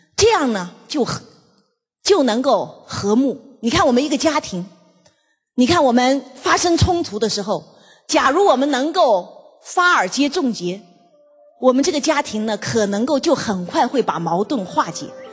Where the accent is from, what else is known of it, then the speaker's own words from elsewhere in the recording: China; 所以我们中国人呢，真的是很中庸。